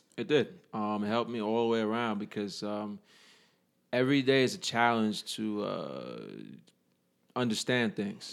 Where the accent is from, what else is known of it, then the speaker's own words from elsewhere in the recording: New York City, New York, United States; moved away; also born or lived in New Jersey; I'm from the Bronx, New York